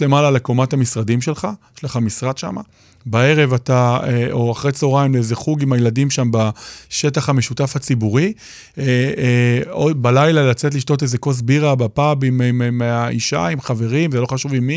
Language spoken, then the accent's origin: Hebrew; Israel